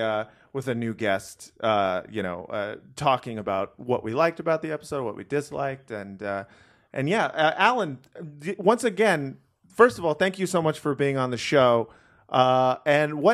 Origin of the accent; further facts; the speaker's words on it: Los Angeles, California, United States; I grew up in Los Angeles.